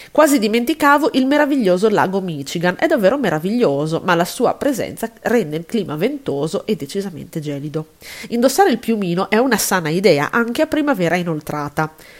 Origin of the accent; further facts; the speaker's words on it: Italy; siamo italiane